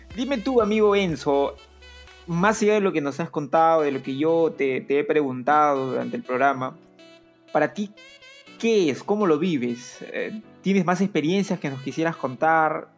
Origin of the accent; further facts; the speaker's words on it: Peru; todos los peruanos somos eso, peruanos iguales.